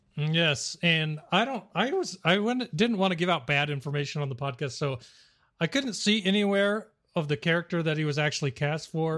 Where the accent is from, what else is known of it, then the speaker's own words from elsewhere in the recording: Arizona, United States; I'm from Arizona